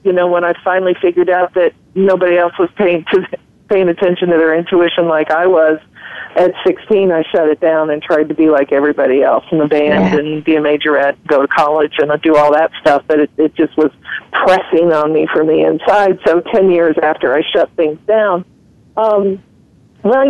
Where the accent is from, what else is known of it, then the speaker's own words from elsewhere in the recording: Ohio, United States; I'm a pretty simple Midwestern woman. I grew up in Ohio